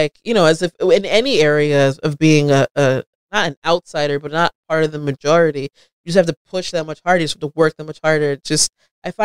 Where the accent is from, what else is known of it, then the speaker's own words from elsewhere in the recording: New Jersey, United States; I grew up in the sticks in New Jersey.